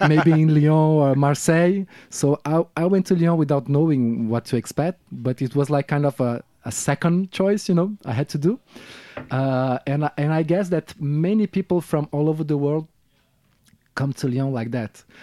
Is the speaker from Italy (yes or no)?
no; Rio de Janeiro, Brazil; English is a second language; moved away as an adult; now in France; I'm from Rio de Janeiro, now based in France, uh, for, um, uh, maybe um, f-, dozen years now.